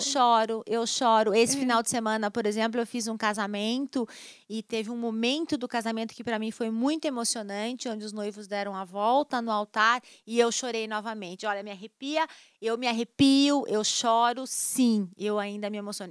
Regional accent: Brazil; nós somos brasileiros

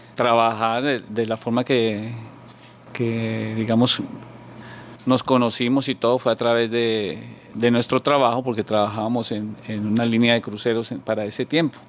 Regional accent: Bogotá, Colombia; moved away as an adult; now in South Florida, United States; yo nací eh, en Bogotá

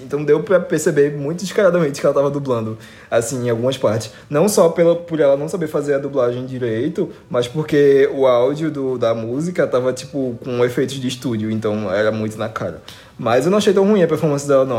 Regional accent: Recife, Pernambuco, Brazil; aqui na minha cidade, tipo, eu sou do Recife. É, e da região metropolitana

